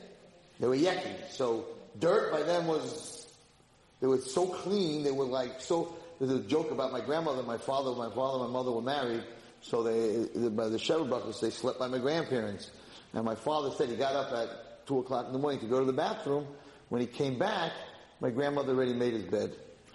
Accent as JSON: {"language": "English", "town": "Muncie", "region": "Indiana", "country": "United States", "tie": "born or raised there", "said": "So when I grew up in Muncie, with my father"}